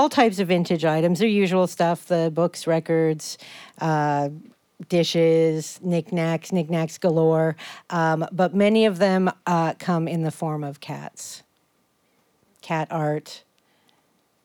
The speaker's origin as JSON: {"language": "English", "country": "Canada", "moved": "yes", "lives_now": "Burlington, United States", "said": "I'm Canadian"}